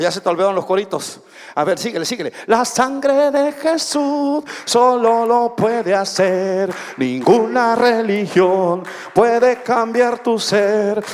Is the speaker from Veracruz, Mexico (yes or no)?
yes; Minatitlán, Veracruz, Mexico; más minatitleco que el pescado que se pesca ahí en el río Coatzacoalcos